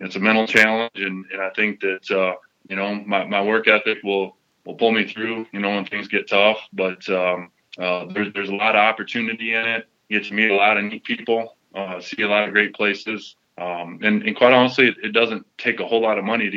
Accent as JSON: {"language": "English", "town": "Cedar Falls", "region": "Iowa", "country": "United States", "tie": "born or raised there", "said": "Born and raised in Cedar Falls, Iowa"}